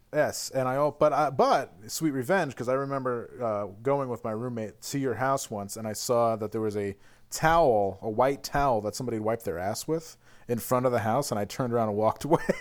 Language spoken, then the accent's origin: English; Glens Falls, New York, United States; moved away; I just have absorbed the spirit of my hometown